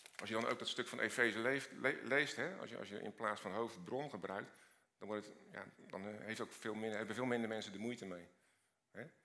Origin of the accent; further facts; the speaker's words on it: Rotterdam, South Holland, Netherlands; Ik kom uit Rotterdam